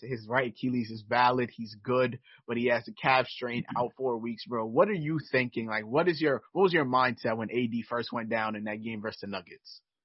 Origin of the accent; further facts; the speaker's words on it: New York City, New York, United States; I've I've lived in New York basically my my entire life